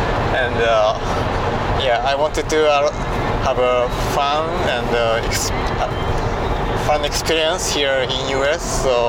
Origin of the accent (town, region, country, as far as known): Japan